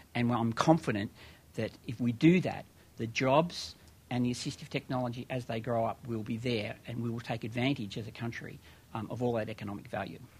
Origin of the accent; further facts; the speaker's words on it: Australia; moved away as an adult; now in United States; as an Australian who came here um, two and a half years ago